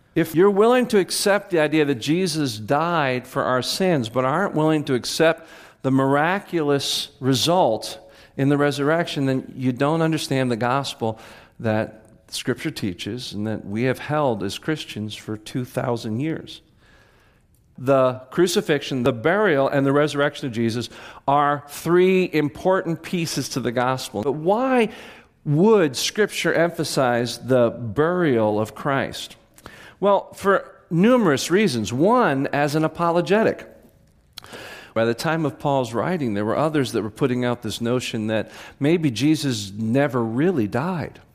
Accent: Clinton, New Jersey, United States; growing up in Clinton, New Jersey, dairy farm area

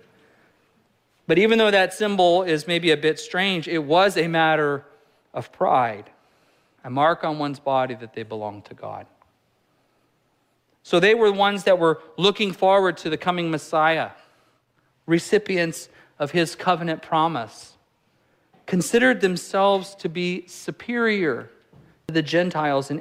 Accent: California, United States; moved away; I'm from California

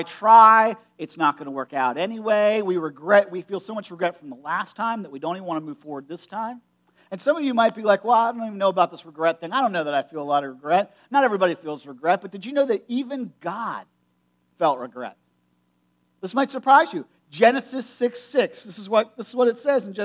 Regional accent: United States; I grew up in Perry County

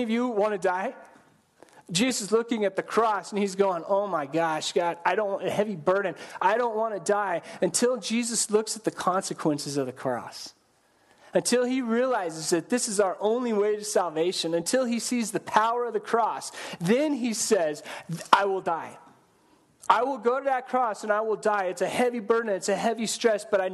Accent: Colorado, United States; I grew up in Colorado

